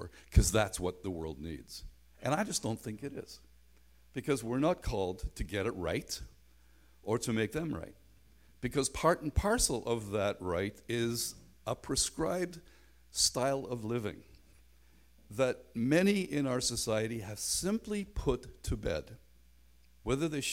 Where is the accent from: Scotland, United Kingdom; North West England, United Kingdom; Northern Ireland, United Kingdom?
Northern Ireland, United Kingdom; Belfast; moved away; also born or lived in North America; I grew up in Belfast in a very tight gospel hall context